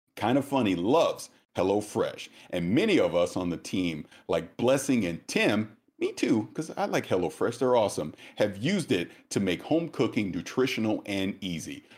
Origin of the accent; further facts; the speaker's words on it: the South, United States; I'm from the South